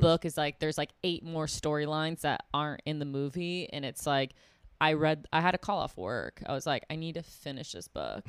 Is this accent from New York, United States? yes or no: yes; Buffalo, New York, United States; I'm from Buffalo, New York